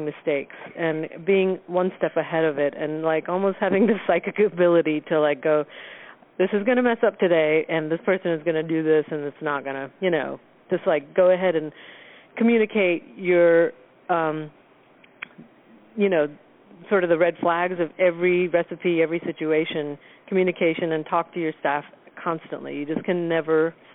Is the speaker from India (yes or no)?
yes; India; also born or lived in Southern United States; now in United States; I'm from India and grew up cooking with a certain heritage, and then we moved to America